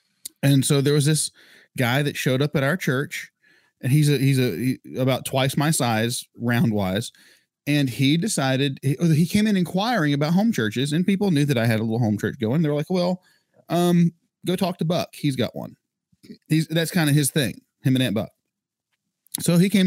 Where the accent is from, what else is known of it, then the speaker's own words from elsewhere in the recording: North Carolina, United States; we're from North Carolina